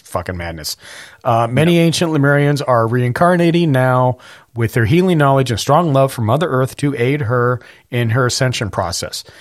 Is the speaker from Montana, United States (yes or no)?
yes; Montana, United States; I grew up with forest fires. I grew up in Montana